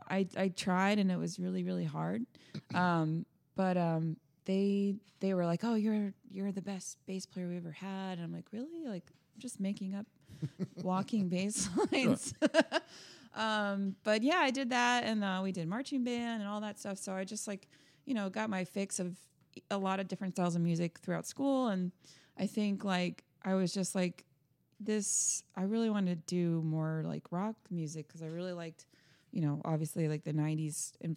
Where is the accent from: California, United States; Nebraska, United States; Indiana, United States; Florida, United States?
Florida, United States; We're from Florida.